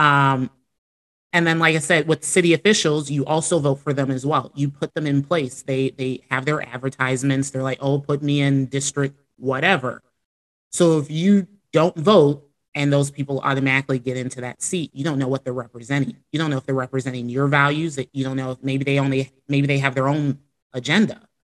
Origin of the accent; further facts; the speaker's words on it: Chicago, Illinois, United States; now in Florida, United States; I grew up in Chicago